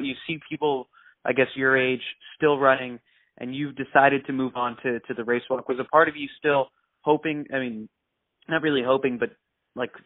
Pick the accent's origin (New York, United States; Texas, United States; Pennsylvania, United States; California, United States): New York, United States; When I ran in high school, because I'm from New York, and I would practice at the Armory